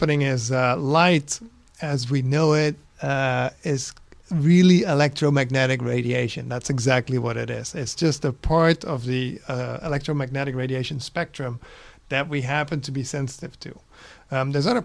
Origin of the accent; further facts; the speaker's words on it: Netherlands; English is a second language; moved away as an adult; also born or lived in Los Angeles, United States; now in United States; I'm Dutch originally.